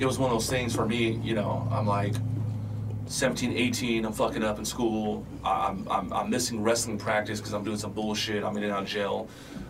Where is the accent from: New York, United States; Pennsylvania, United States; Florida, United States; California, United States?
California, United States; San Diego; I grew up in San Diego on the West Coast